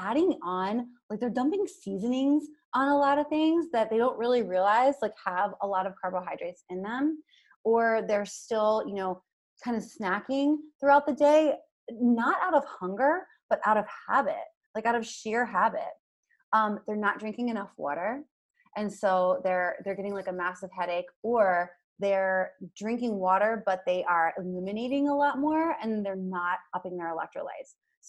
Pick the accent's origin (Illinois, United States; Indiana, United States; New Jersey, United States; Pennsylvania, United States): Pennsylvania, United States; Hershey; I'm from Hershey, PA. Like, that's just in my DNA, right?